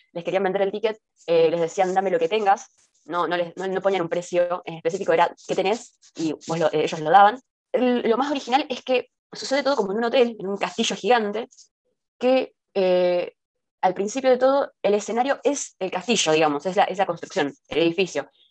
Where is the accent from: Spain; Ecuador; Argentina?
Argentina; siendo argentinas